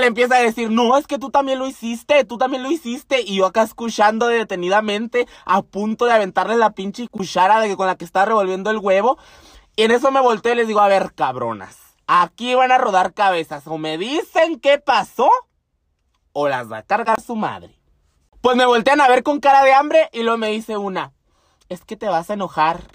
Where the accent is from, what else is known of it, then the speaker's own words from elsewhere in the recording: Temoris, Chihuahua, Mexico; also born or lived in Chínipas, Chihuahua; Yo nací en Chinipas, Chihuahua, orgullosamente. Y el pueblo donde viví que siempre les hablo se llama Temoris, Chihuahua